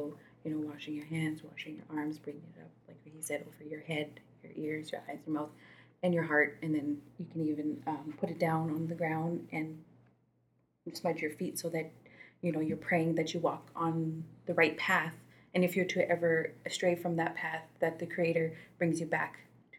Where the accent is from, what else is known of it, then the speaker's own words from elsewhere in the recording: Alexis Nakota Sioux Nation, Alberta, Canada; I'm not Cree. I'm Stoney. I'm from Alexis Nakota Sioux Nation.